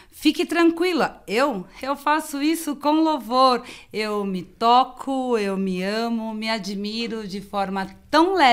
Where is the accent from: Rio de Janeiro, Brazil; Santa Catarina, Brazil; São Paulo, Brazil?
São Paulo, Brazil; eu sou da Zona Sul, né? É, e em 88, os meus pais vieram para o Guarapiranga.